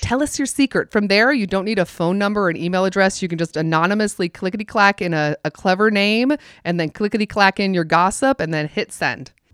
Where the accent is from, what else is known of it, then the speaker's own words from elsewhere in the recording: the South, United States; I grew up in the South